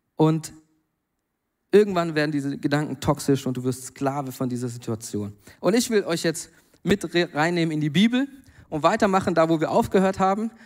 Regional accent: Germany; now in Mainz, Germany; da, wo ich herkomme, am Bodensee

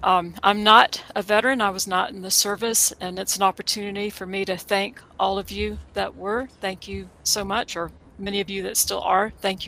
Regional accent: Sumter, South Carolina, United States; moved away as an adult; now in Boone, United States; I did grow up in a town with a Shaw Air Force Base in Sumter, South Carolina, but I've been working here at Appalachian State for the past 13 years.

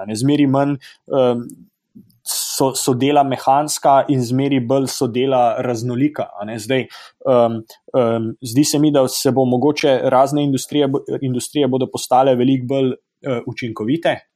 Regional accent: Slovenia; now in Stanford, United States; Smo tukaj Slovenci v Združenih državah ustanovili um, Ameriško-Slovensko izobraževalno fundacijo

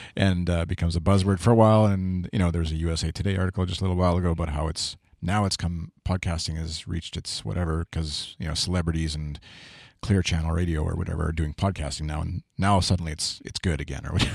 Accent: Canada; being Canadian

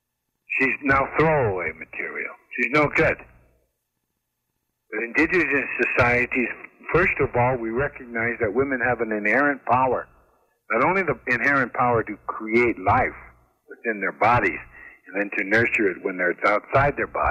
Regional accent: United States; So I am an Indian. What makes me Lakota? What makes me Oglala and Yankton? What makes me Crow? I've got Crow blood.

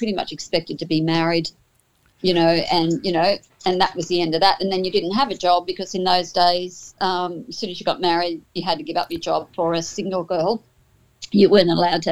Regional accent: Ipswich, Queensland, Australia; I was born here

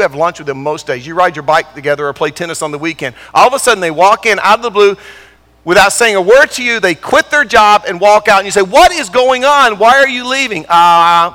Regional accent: Durham, North Carolina, United States; moved away; also born or lived in California; I grew up in Durham

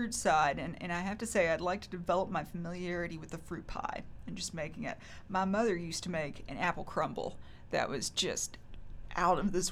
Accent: Mount Sterling, Kentucky, United States; I grew up in Montgomery County. It's Mount Sterling.

